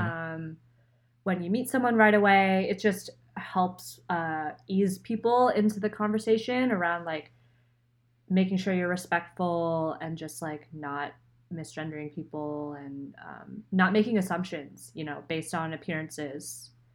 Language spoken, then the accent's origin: English; right outside of Philadelphia, Pennsylvania, United States; moved away as an adult; also born or lived in Rochester, New York; I'm from Pennsylvania, so not the Pittsburgh side. Never been to Pittsburgh. Um, but right outside of Philly. And born there, grew up there